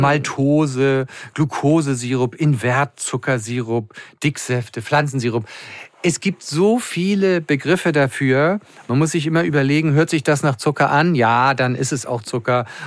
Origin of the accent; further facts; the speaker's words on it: Schleswig-Holstein, Germany; now in Hamburg, Germany; als Schleswig-Holsteiner